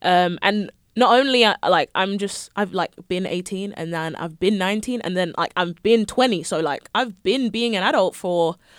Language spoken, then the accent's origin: English; London, United Kingdom; also born or lived in Coventry, England; I'm from London, England.